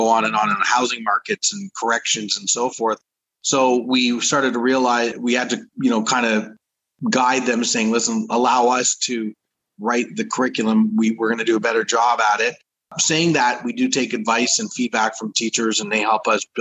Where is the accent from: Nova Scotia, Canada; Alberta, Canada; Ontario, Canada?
Ontario, Canada; Toronto; now in Uxbridge, Canada; I grew up in Toronto